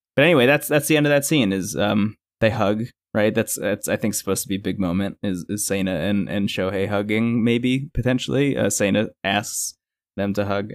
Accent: New Jersey, United States; I grew up in New Jersey

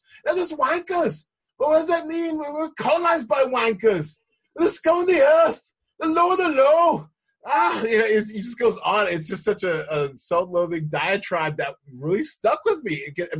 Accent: United States; I mean, which is odd because I'm American. I've never been to Scotland

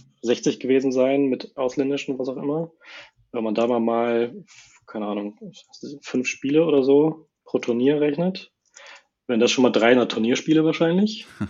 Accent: Hamburg area, Germany; also born or lived in Norderstedt; ich wohne zwischen in Norderstedt, sonst eigentlich immer so im Bereich Hamburg, ist direkt daneben

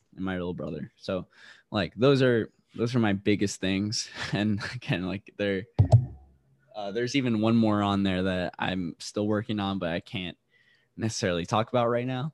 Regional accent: Guam; also born or lived in Roxas City, Philippines; now in South Carolina, United States; So I was raised in Guam, but I was born in Rojas City, Philippines.

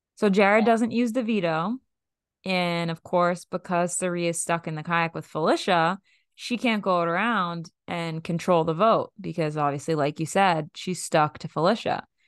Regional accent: Boston, Massachusetts, United States; We are from Boston

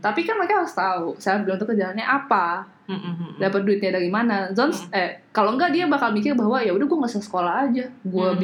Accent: Indonesia; gue orang Indo banget

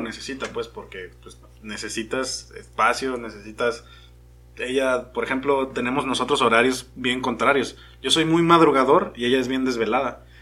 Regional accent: Mexico; yo soy como el mexicano promedio

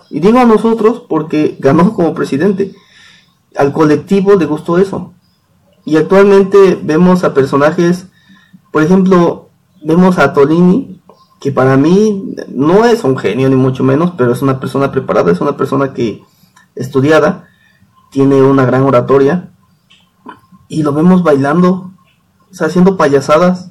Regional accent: Tatlisco, Puebla, Mexico; yo soy de Tatlisco, una comunidad de Puebla

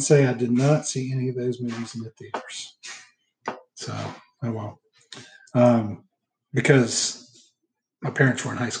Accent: the North, United States; I grew up in the North where TBS wasn't necessarily an automatic thing

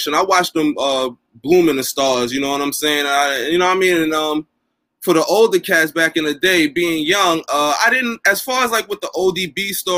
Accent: New York City, New York, United States; I'm from where they like to consider like the heart of Bed-Stuy, like right in the middle. I'm from Quincy Street

